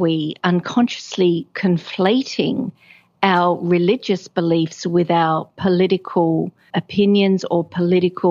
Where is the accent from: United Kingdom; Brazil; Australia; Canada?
Australia; rural New South Wales; I was born in a small town, rural New South Wales